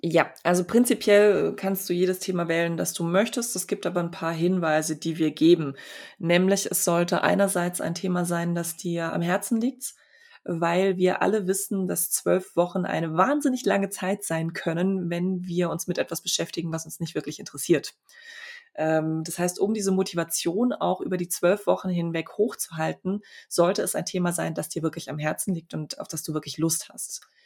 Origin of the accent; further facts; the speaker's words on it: Poland; also born or lived in Freiburg, Germany; now in Stuttgart, Germany; ich bin in Polen geboren